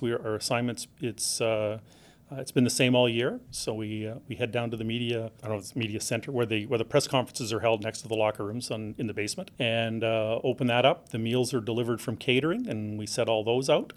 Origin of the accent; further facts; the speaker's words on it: Regina, Saskatchewan, Canada; We're both born and raised in Regina